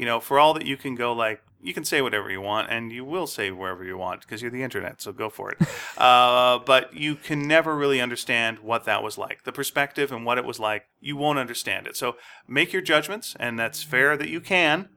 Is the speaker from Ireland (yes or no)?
no; Montreal, Quebec, Canada; I was growing up in Montreal